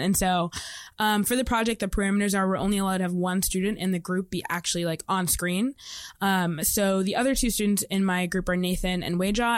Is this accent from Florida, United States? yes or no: no; Indianapolis, Indiana, United States; I'm from Indianapolis, Indiana.